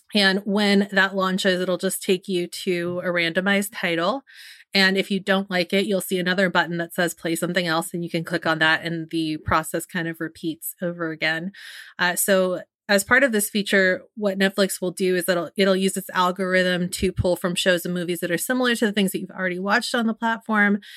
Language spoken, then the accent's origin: English; San Francisco, California, United States; something that's very near and dear to my hometown, the city